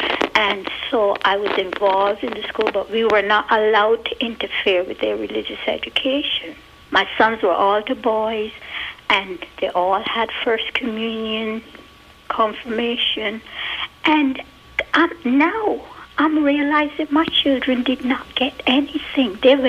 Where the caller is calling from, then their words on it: Montgomery, Alabama, United States; I'm from Montgomery, Alabama.